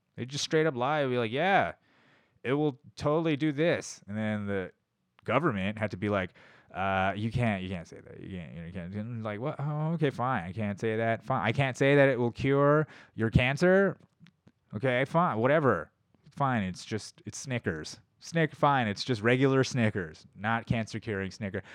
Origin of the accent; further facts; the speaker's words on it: United States; I'm American. That's how you know I'm American.